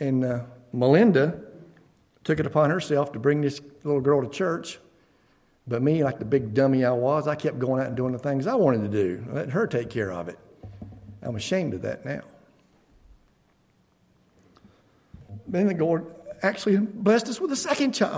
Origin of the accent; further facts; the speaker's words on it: Beaver Dam, United States; I grew up locally in the Beaver Dam community, and was born into a Christian family